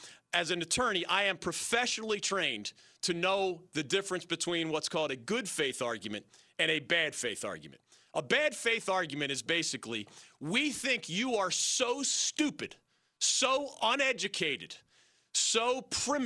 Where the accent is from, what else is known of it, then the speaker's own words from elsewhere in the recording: United States; as an American